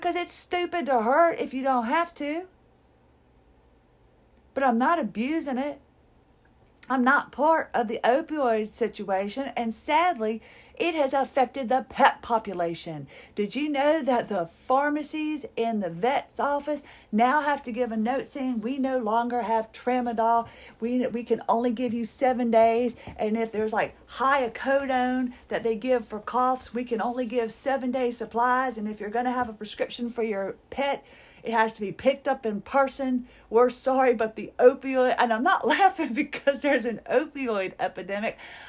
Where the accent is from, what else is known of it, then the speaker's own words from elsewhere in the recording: Minnesota, United States; I'm from Minnesota. Is it Minnesota? Is the Show Me State?